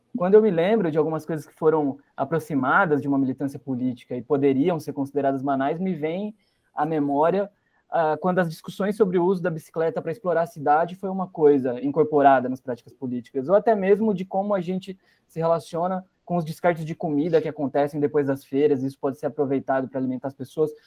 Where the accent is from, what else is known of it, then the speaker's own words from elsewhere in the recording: Piracicaba, São Paulo, Brazil; also born or lived in Curitiba, Paraná; Quando eu me mudo para Piracicaba, nasci em Curitiba, me mudo para Piracicaba, interior de São Paulo